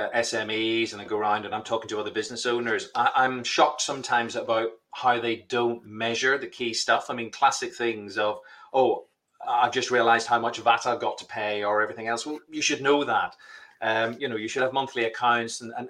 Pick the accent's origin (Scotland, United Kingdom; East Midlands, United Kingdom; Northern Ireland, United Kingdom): Northern Ireland, United Kingdom; Belfast; I'm from Belfast